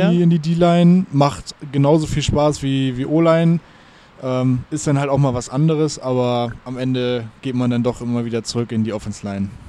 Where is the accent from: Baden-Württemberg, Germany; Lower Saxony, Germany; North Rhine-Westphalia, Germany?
Lower Saxony, Germany; now in Hamburg, Germany; Ich komme ja ursprünglich aus der Lüneburger Heide ja. Also nicht weit weg von hier, aber ähm, ja, bin dann hier wegen der Arbeit hergezogen, auch wegen der Ausbildung.